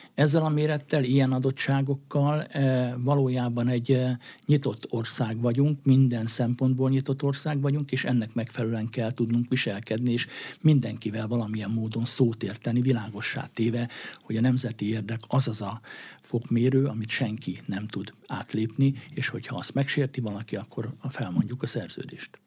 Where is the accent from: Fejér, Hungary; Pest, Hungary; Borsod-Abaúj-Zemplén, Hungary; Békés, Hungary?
Borsod-Abaúj-Zemplén, Hungary; Hercegkút; moved away; Herceg úton felnőve